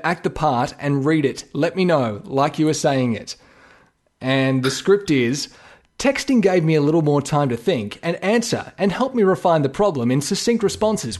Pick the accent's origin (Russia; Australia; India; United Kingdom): Australia; listed as an Australian voiceover